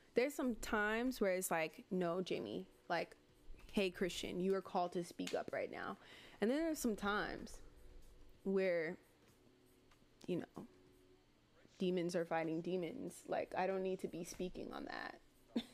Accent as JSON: {"language": "English", "town": "Miami", "region": "Florida", "country": "United States", "tie": "born or raised there", "also_born_or_lived": "Gainesville", "said": "Like this is my home. Like this is where I'm from. From born and raised Miami"}